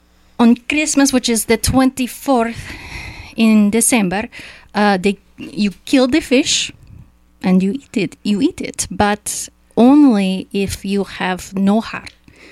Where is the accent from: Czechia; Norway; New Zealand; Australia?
Czechia; English is a second language; Tak, ahoy. … I am from Czech Republic.